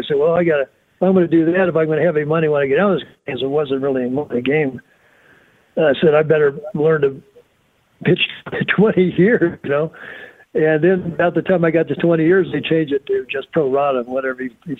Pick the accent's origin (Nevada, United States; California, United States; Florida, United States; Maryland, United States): Florida, United States; North Miami; I was from North Miami, so I was a pool boy in the summer.